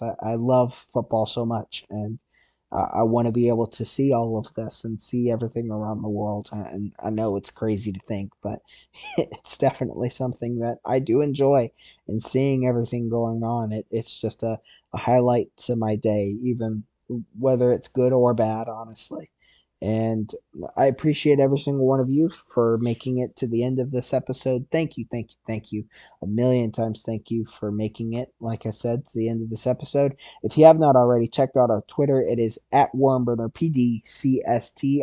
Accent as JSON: {"language": "English", "country": "United States", "said": "as an American"}